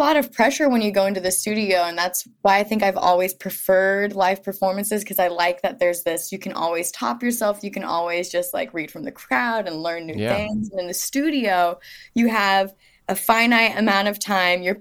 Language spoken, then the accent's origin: English; rural Missouri, United States; moved away as an adult; also born or lived in Topeka, Kansas / Kansas City, Missouri; now in Brooklyn, United States; my hometown and my experience growing up in rural Missouri